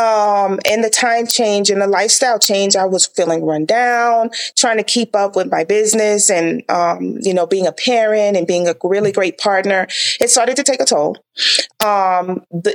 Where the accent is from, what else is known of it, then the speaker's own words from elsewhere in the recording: the South, United States; growing up in the South